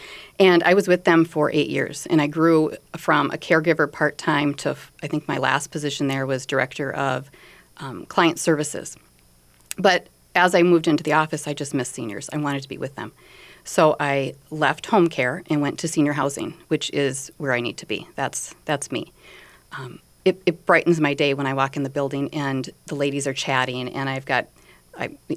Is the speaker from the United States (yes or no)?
yes; North Dakota, United States; moved away as an adult; now in Minnesota, United States; I'm originally from North Dakota, been here for 22 years